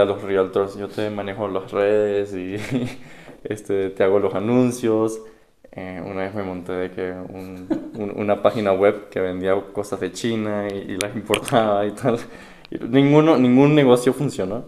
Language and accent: Spanish; Caracas, Capital District, Venezuela; moved away; also born or lived in Miami; yo soy de Caracas, Venezuela